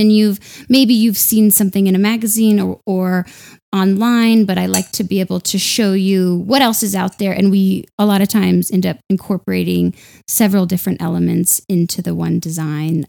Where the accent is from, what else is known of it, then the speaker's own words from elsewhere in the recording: Denver, Colorado, United States; moved away as an adult; also born or lived in London; I'm from Denver. I'd never left before.